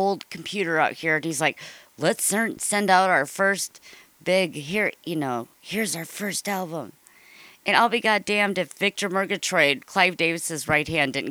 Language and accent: English; Ireland; I'm Irish.